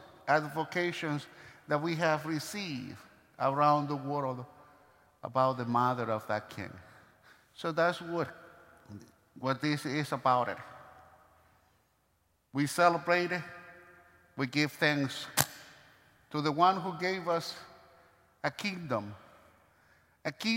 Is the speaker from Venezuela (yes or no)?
yes; Maracaibo, Zulia, Venezuela; moved away; my hometown